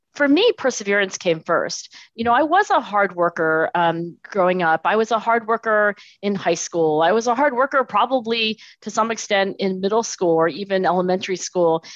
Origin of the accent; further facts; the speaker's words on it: Philadelphia, Pennsylvania, United States; I was born in Philadelphia, actually down the street. So, I'm in Philadelphia today, and I was born in Philadelphia.